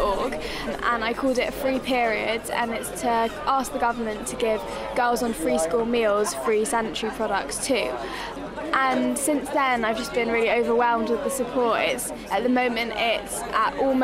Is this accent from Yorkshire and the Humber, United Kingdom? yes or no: no; London, United Kingdom; I'm 17 years old and I'm from London.